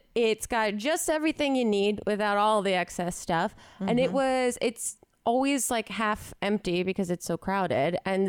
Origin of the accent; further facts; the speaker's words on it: outside of Philadelphia, Pennsylvania, United States; Growing up outside of Philly